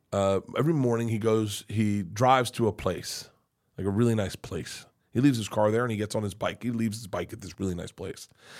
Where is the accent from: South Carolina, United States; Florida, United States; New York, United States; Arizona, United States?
Florida, United States; Tampa; now in Los Angeles, United States; I was born in Tampa.